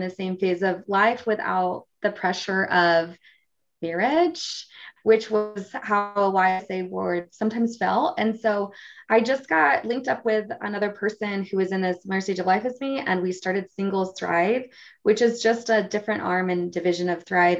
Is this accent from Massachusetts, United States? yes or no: no; Michigan, United States; moved away as an adult; now in Utah County, United States; I'm originally from Michigan. I live in Utah County. I've been here for the last almost 12 years